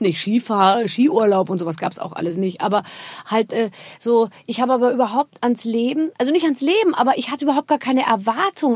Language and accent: German; Rhineland-Palatinate, Germany; Also ich komme aus der Pfalz, meine Eltern ja. sind aus der Pfalz